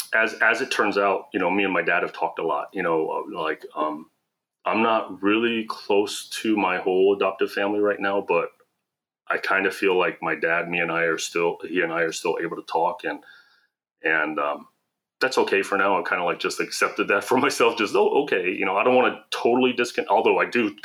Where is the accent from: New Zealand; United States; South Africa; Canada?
United States; Columbus, Ohio; also born or lived in South Korea; I was adopted to an American family in Ohio, in Columbus